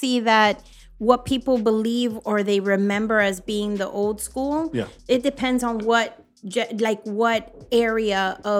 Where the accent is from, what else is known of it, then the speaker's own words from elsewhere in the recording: Miami, Florida, United States; And then we're also where you come from because we're from Miami.